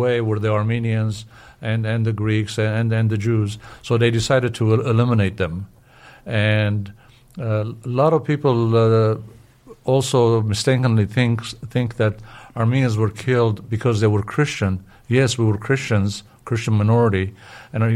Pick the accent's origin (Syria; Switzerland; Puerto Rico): Syria; I was born in Syria